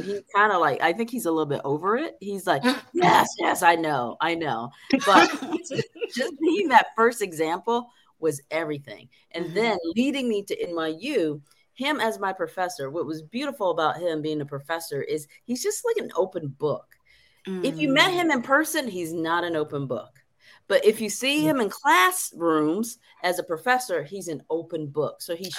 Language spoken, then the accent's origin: English; Detroit, Michigan, United States; also born or lived in Indiana; I grew up in Detroit